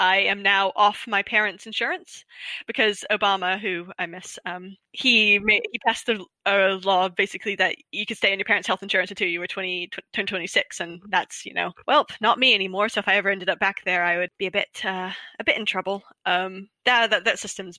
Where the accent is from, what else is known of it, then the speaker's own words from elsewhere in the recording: Pennsylvania, United States; moved away as an adult; now in United Kingdom; I got spoiled growing up in Pennsylvania